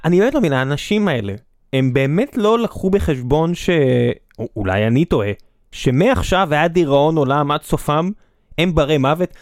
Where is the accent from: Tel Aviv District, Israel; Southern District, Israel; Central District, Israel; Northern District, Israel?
Southern District, Israel; Beersheba; ואני בחור באר שבעי במקור